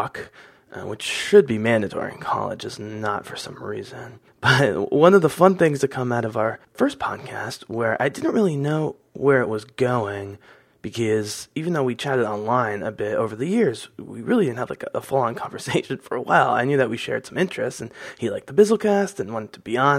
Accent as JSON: {"language": "English", "region": "Pennsylvania", "country": "United States", "said": "I'm from Pennsylvania"}